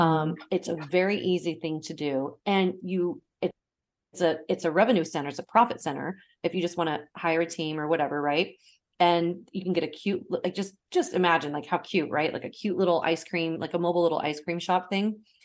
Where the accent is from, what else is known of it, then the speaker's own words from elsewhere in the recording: Portland, United States; my hometown of Portland